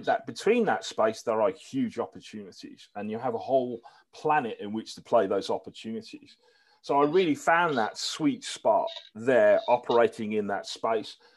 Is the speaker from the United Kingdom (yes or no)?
yes; Birmingham, West Midlands, United Kingdom; it was a great place I grew up